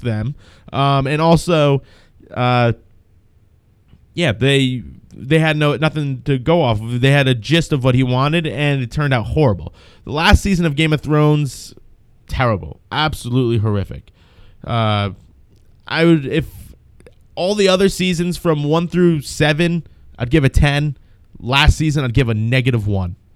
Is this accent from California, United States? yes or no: no; New Jersey, United States; I'm from New Jersey